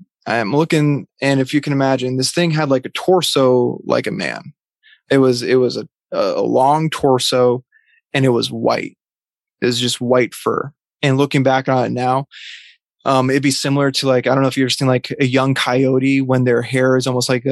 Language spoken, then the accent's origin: English; Vermont, United States; I grew up in Vermont